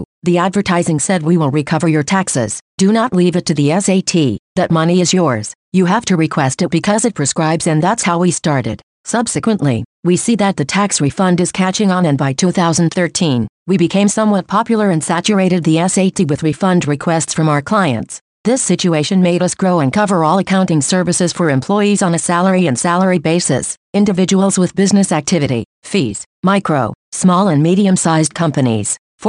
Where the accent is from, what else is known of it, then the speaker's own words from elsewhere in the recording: Matamoros, Coahuila, Mexico; born there; Look, I was born in Ejido de Santa Ana del Pilar, municipality of Matamoros, Coahuila, which is a municipality conurbated with Torreón.